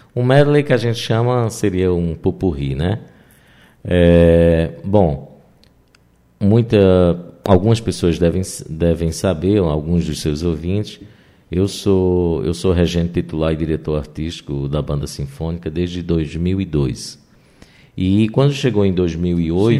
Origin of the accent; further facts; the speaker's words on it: Northeast Region, Brazil; como nordestinos e como pessoas do interior